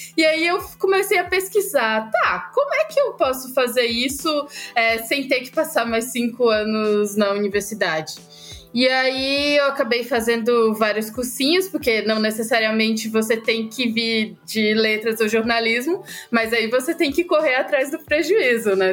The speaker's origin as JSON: {"language": "Portuguese", "region": "Ceará", "country": "Brazil", "said": "eu sou cearense, eu sempre gosto de começar dizendo de onde eu venho. É, e além de vir do Ceará"}